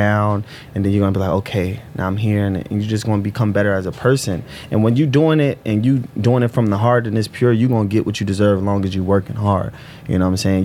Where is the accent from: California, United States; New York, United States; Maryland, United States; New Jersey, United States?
New Jersey, United States; Newark; I'm from Newark.